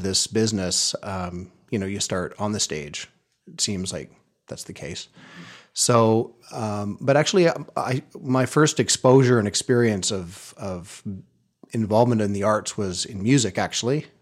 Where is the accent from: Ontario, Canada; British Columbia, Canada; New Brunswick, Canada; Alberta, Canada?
British Columbia, Canada; Terrace; moved away as an adult; also born or lived in Vancouver; I grew up in Terrace, B C, a small logging town up in the northern half of the province